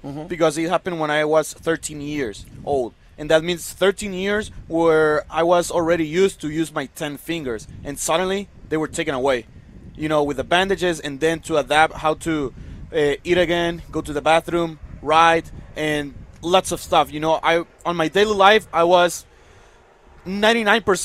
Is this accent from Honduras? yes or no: yes; Tegucigalpa, Francisco Morazán, Honduras; moved away; I was born and raised in Tegucigalpa, Honduras